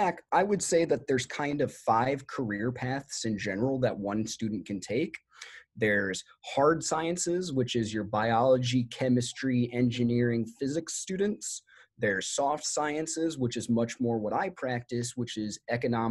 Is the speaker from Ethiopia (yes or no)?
no; Iowa, United States; moved away as an adult; now in Los Angeles, United States; I'm from Iowa originally and moved to Los Angeles in 2011